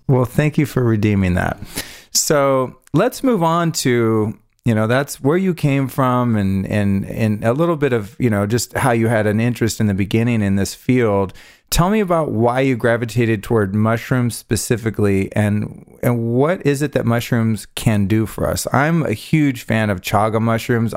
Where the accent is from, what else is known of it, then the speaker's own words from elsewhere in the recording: California, United States; I grew up mostly in California